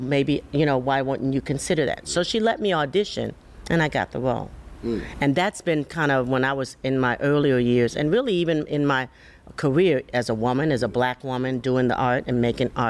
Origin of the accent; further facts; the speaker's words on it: Chicago, Illinois, United States; now in Houston, United States; I hail from Chicago, Illinois, and I went to school there